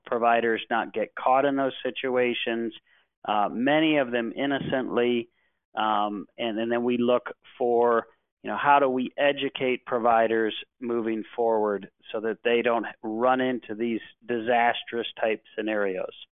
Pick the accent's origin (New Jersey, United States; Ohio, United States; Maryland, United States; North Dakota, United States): Ohio, United States; Cleveland; I was born and raised in Cleveland, Ohio